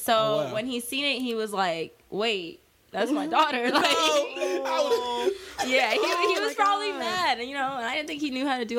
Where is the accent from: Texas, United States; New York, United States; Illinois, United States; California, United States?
California, United States; Inglewood; moved away; I'm originally from LA, from Inglewood.